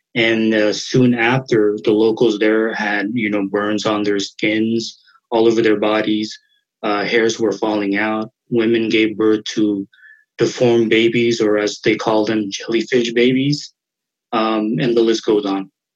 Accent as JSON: {"language": "English", "region": "Arkansas", "country": "United States", "tie": "born or raised there", "also_born_or_lived": "Marshall Islands", "said": "I was born in the Marshall Islands, but um, have been in Arkansas for most of my life"}